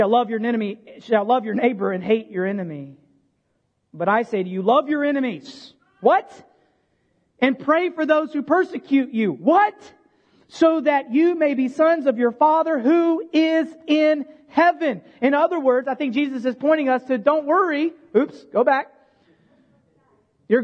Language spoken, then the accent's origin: English; United States; as Americans